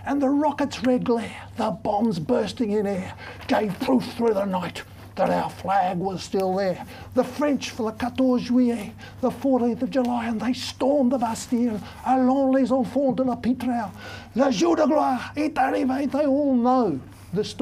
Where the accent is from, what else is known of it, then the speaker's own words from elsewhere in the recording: Australia; I am, you are, we are Australian